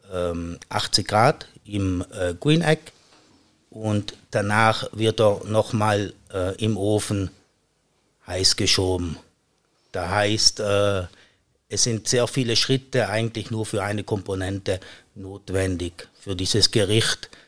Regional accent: Trentino-Alto Adige, Italy; now in St. Gallen, Switzerland; Danach war ich wieder für circa acht Jahre im Südtirol, praktisch mein Heimatland.

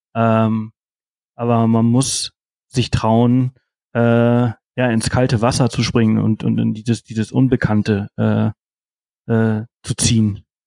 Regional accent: Mallorca, Balearic Islands, Spain; ich komme aus Mallorca

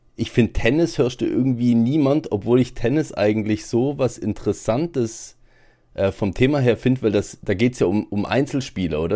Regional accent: Germany; bei uns in Deutschland

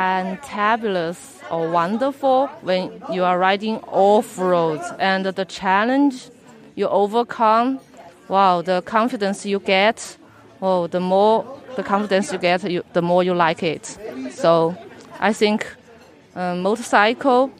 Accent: China; from China, and I ride 1200 GS in my hometown

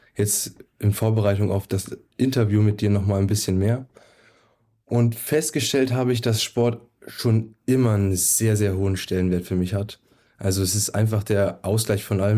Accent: Brandenburg, Germany; moved away; also born or lived in Nuremberg; in Brandenburg, wo ich herkomme.

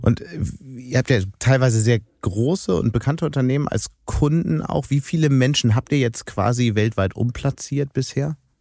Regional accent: Hamburg, Germany; als Hamburger

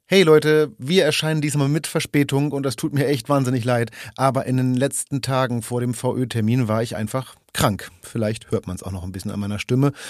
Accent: Braunschweig area, Lower Saxony, Germany; ich komme ja so aus der, also sagen wir mal ganz grob Braunschweiger Ecke

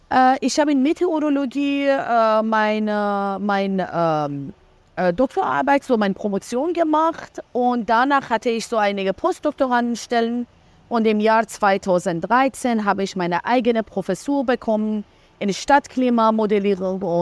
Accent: Iran; also born or lived in Berlin, Germany; wir sind Zwillingsschwestern und wir sind äh, beide in Berlin geboren. Als wir fünf und eineinhalb Jahre waren, sind wir wieder in den Iran zurückgekehrt. Ähm, wir sind aber äh, Perserinnen beide.

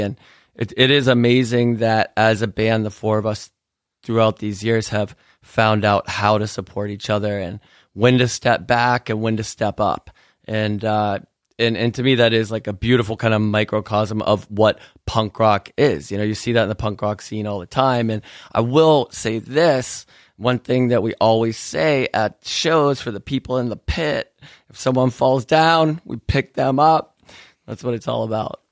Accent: Pittsburgh, Pennsylvania, United States; we grew up in Pittsburgh, Pennsylvania, which is an amazing town

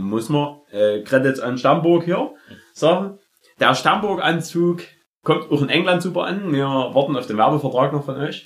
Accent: Germany; als Deutscher

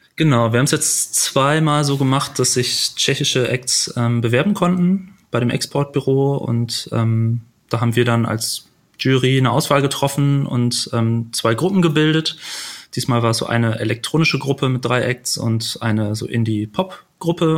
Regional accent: Büren, North Rhine-Westphalia, Germany; moved away as an adult; also born or lived in Lüneburg; now in Hamburg, Germany; geboren in Büren

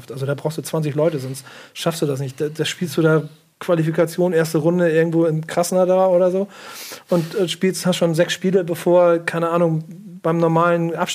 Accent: Bremen, Germany; also als Bremer war es schon immer so

